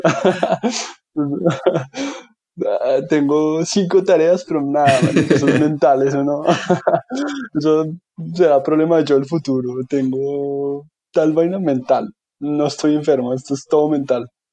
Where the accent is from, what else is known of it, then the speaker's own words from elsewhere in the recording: Bogotá, Colombia; also born or lived in Washington, D.C.; soy colombiano, bogotano, de toda la vida he vivido en Bogotá. Ahí estudié, ahí hice mis amigos, ahí crecí